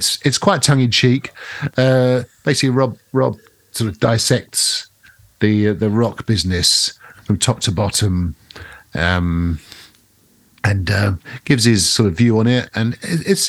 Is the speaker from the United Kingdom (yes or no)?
yes; near Thetford Forest, East of England, United Kingdom; Thetford Forest, just outside of my hometown